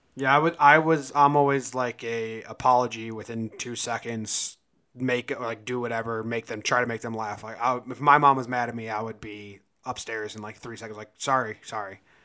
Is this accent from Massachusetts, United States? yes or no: no; an hour and a half from San Francisco, California, United States; where I'm from, I'd just say San Francisco and I live an hour and a half away